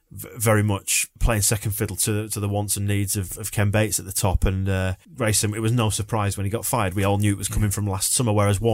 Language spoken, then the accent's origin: English; Yorkshire and the Humber, United Kingdom; I think as a Yorkshireman, you're quite suspicious of it.